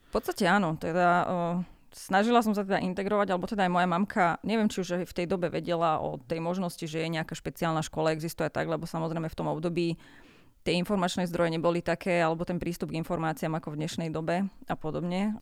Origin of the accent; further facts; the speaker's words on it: Gemer, a small village near Rožňava, Košice Region, Slovakia; Pochádzam z Gemera, z jednej dedinky malej pri Rožňave.